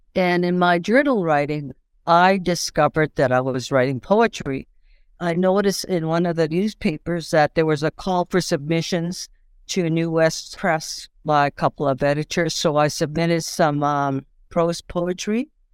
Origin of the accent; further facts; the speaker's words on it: Saddle Lake Reserve, Alberta, Canada; now in Saskatchewan, Canada; I'm originally from Salt Lake Reserve, Alberta. I presently live in Saskatchewan, and, um, I'm Cree